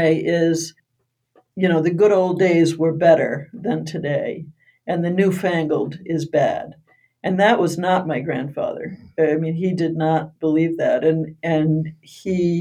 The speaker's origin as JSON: {"language": "English", "country": "United States", "tie": "born or raised there", "said": "growing up in Brooklyn, a very small town"}